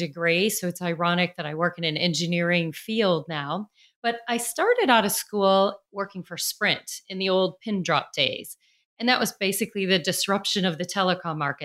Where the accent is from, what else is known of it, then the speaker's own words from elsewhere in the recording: Chicago, Illinois, United States; now in Nashville, United States; I grew up in Chicago, although I live in Nashville, Tennessee now